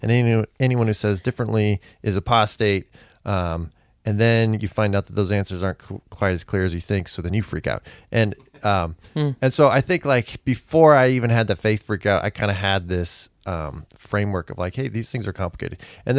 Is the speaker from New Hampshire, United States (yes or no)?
no; California, United States; So I was raised in California as a fundamentalist.